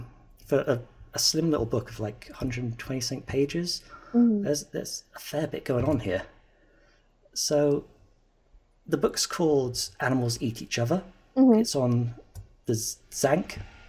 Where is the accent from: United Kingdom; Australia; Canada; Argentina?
United Kingdom; South West England; born there; I was born in Cornwall, which is like a sticky out bit that is full of pirates and King Arthur.